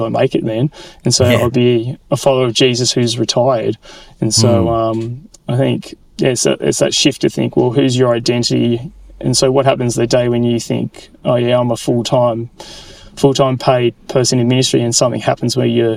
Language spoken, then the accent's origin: English; Sydney, New South Wales, Australia; the church I grew up in Sydney